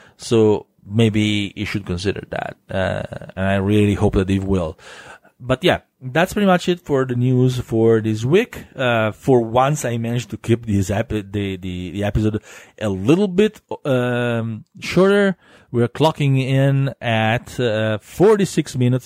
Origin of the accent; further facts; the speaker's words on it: Italy; accent: Italian; my silly Italian accent